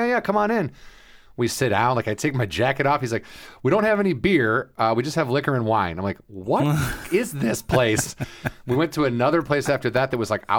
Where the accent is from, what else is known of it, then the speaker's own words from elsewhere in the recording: Southwest suburbs of Chicago, Illinois, United States; I do not say Chicago. I say I'm from the Southwest suburbs